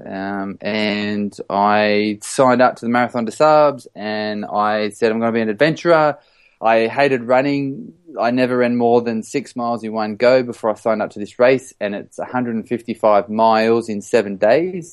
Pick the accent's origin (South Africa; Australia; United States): Australia; moved away as an adult; now in London, United Kingdom; I'm an Australian who lives in London